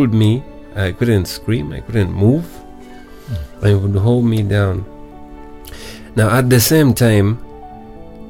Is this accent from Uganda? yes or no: yes; Uganda; also born or lived in India; I got a job, and I worked as an auditor with one of the firms in Kampala.